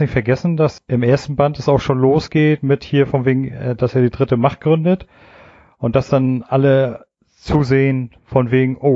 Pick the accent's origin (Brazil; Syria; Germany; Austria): Germany; East Germany; ich bin ja in der DDR